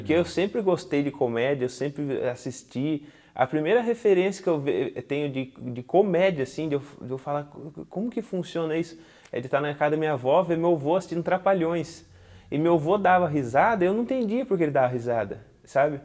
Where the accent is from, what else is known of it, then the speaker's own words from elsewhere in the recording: Tatuí, São Paulo, Brazil; fui criado aqui em Tatuí.